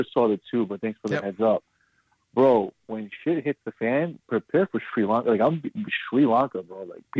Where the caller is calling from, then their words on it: Brooklyn, New York, United States; also born or lived in South America; It's Brooklyn.